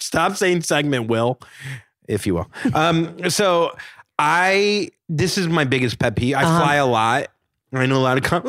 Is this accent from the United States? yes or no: yes; the South, United States; And you know, I'm from the South. She's from the South.